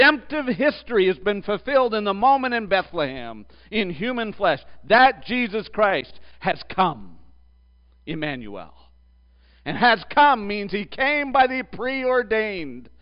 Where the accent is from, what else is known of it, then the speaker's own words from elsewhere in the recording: Canada; I grew up in the southernmost part of Canada, so that was fair. But then I moved north. I moved 1,000 miles north